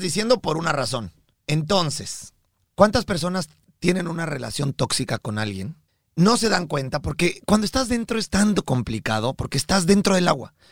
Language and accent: Spanish; Mexico; now in United States; nosotros somos mexicanos de nacimiento